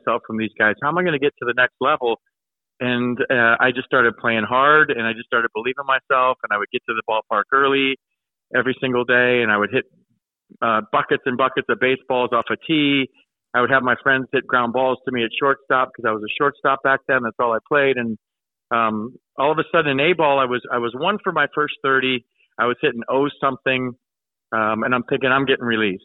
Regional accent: California, United States; also born or lived in Livonia, Michigan; I grew up in Livonia, Michigan, and then we moved to California when I was 7

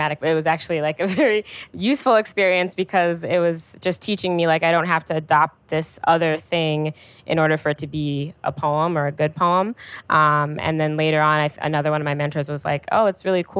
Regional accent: Chicago, Illinois, United States; I'm from the South Side, and my high school was my first time spending a lot of time further north

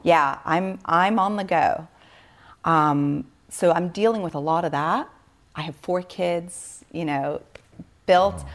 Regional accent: Switzerland; born or raised there

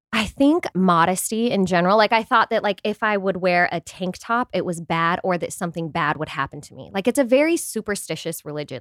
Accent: Utah, United States; we're from Utah

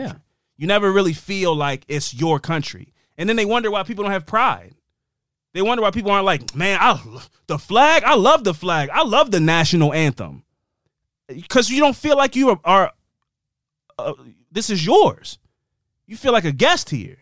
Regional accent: Tucson, Arizona, United States; I was born here. I pay taxes here. I live here.

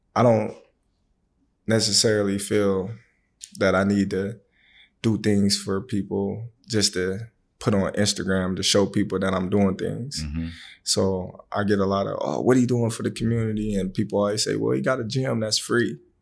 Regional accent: Omaha, Nebraska, United States; born or raised there

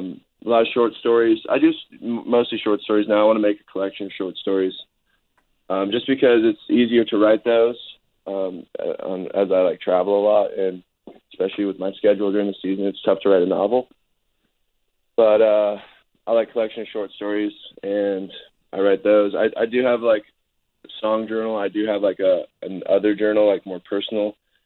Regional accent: Canada; also born or lived in Minnesota / California; I'm a Canadian, Minnesotan, Californian.

